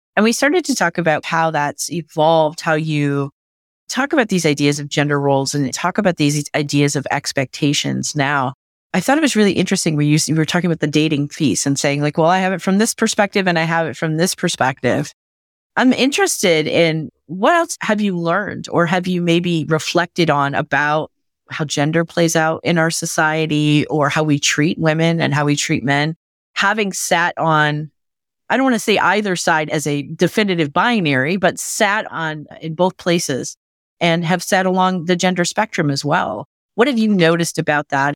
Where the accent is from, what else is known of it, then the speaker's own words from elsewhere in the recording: Michigan, United States; my home state of Michigan